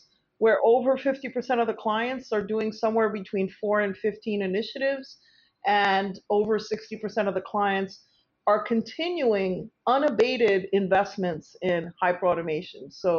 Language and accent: English; New York, United States; And just for the record, I'm the New Yorker side of the equation